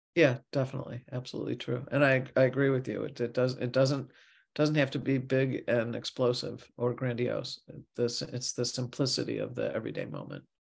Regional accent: St. Louis, Missouri, United States; I grew up in Missouri, Saint Louis

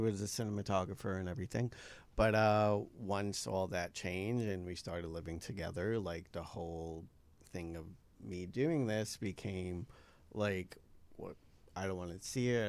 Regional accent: New York, United States; moved away as an adult; now in Los Angeles, United States; I moved out here. I was like from New York

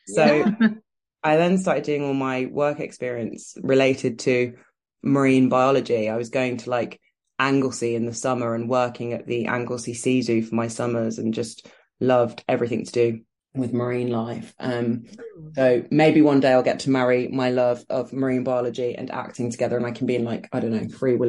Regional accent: Canada; also born or lived in Birmingham, United Kingdom; So I am from Birmingham, which is a city in the West Midlands. And I grew up there until I was 4. And then I moved to Canada.

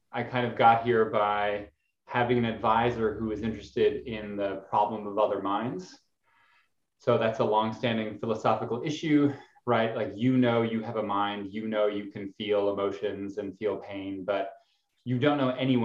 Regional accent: Alberta, Canada; I grew up in Canada, the kind of Texas of Canada, Alberta

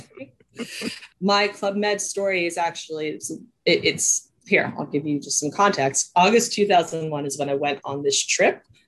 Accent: Montreal, Quebec, Canada; moved away as an adult; also born or lived in United States; I lived from Montreal from the time I was 10 until I was 20

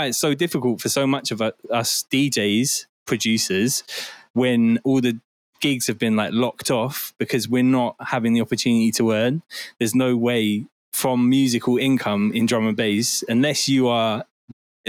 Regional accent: Bristol, South West England, United Kingdom; also born or lived in Forest Gate, London; I was born in Forest Gate and then I moved to St. Paul's in Bristol and I was raised there.

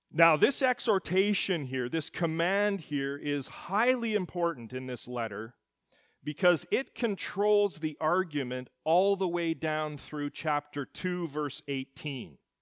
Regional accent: Edmonton, Alberta, Canada; At the moment of my birth in the city of Edmonton in February of nineteen seventy, I became a citizen of Canada

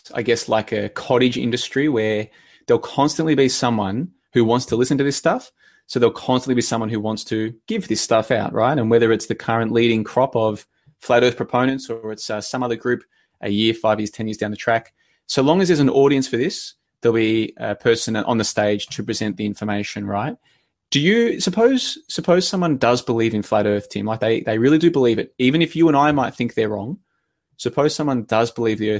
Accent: Victoria, Australia; also born or lived in Brisbane, Queensland; I grew up in Victoria, which is just below it. And then I spent 5 years in Brisbane

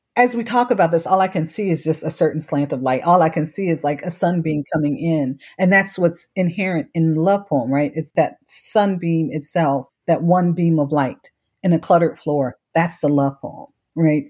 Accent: Cleveland, Ohio, United States; moved away as an adult; also born or lived in Washington, D.C.; I was born and raised in Cleveland, Ohio, St. Luke's Hospital, which no longer exists

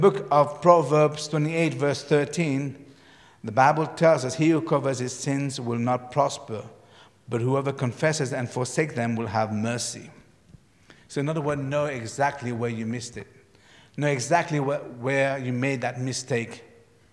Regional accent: Mauritius; moved away; When I grew up in Mauritius, we had blackboard and whiteboards.

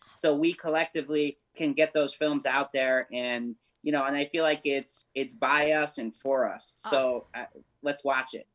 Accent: New Haven, Connecticut, United States; now in California, United States; we're all from we're from New Haven, Connecticut

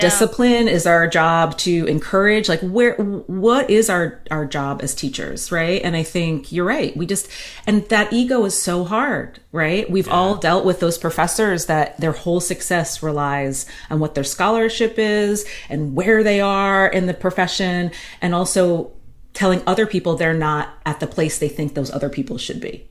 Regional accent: United States; I'm American

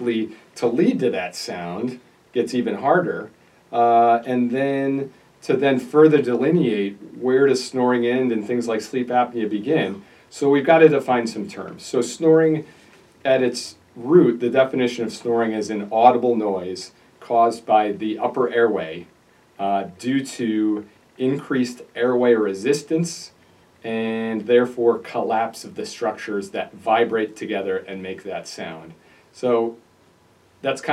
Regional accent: Naperville, Illinois, United States; also born or lived in Holland, Michigan / Pennsylvania; I'm a local guy. I grew up in Naperville, went to the public schools there

